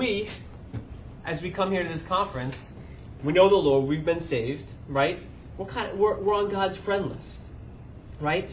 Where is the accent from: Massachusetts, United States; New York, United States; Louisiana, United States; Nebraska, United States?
New York, United States; I'm from New York